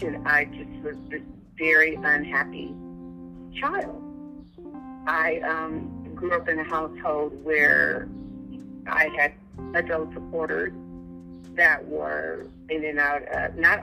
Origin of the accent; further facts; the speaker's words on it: Los Angeles, California, United States; I was born and raised in Los Angeles, in South Central Los Angeles